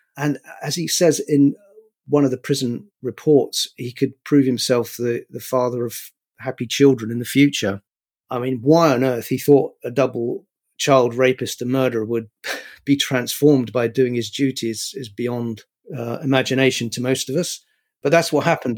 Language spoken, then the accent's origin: English; London, United Kingdom; also born or lived in New York, United States; I grew up where I'm living now, more or less, um, I mean, I was actually born in New York, but I've lived in, in Highbury and London, uh, most of my life. Went to school here